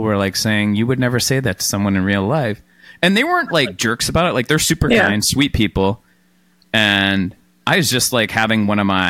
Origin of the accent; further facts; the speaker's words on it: Canada; as a Canadian